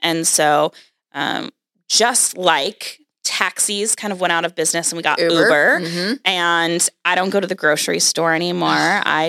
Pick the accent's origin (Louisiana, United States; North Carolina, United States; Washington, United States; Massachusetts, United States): Washington, United States; Seattle; I grew up in Seattle. I moved to Seattle when I was two.